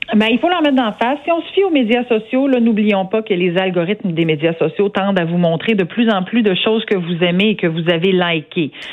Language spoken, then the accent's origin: French; Saint-Georges, Quebec, Canada